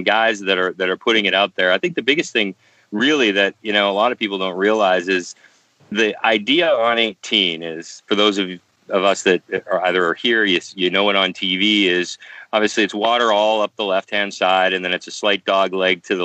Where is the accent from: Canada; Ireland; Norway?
Canada; as a Canadian